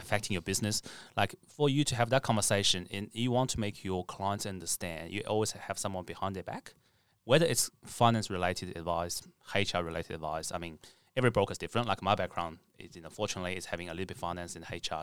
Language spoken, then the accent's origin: English; China; now in Australia; I'm from China originally